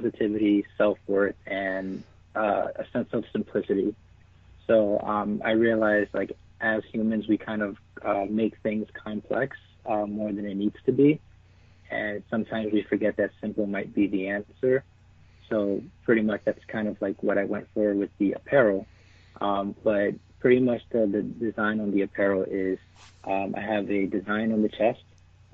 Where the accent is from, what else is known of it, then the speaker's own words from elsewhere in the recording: New York City, New York, United States; moved away as an adult; also born or lived in New Hampshire; I'm originally from the Bronx in New York. So lived out there for about 18 years, and I came up to New Hampshire